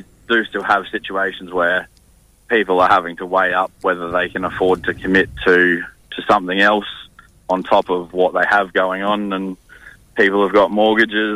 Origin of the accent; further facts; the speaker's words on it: Queensland, Australia; moved away as an adult; now in Perth, Australia; there certainly will always be a part of me that calls Queensland home, but Perth and WA certainly is home